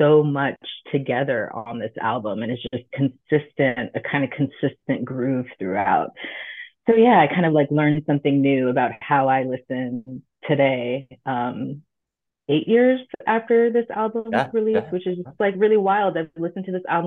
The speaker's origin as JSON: {"language": "English", "town": "Long Beach", "region": "California", "country": "United States", "tie": "born or raised there", "said": "I grew up in Long Beach"}